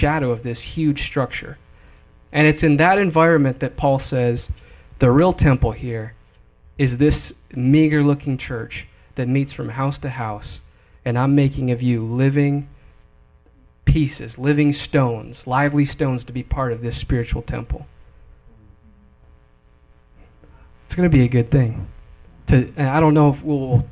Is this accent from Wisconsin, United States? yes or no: yes; Wisconsin, United States; moved away as an adult; when I moved from Wisconsin, I left my hometown